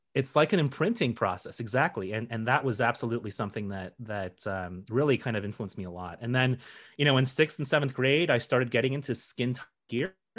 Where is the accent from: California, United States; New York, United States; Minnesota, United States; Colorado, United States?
Colorado, United States; I grew up in Colorado